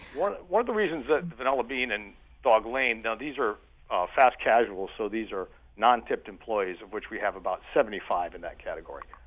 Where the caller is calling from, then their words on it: Windham County, Northeastern Connecticut, United States; I'm calling in from Eastern Connecticut, Northeastern Connecticut, kind of poor relation, poor cousin up here in Wyndham County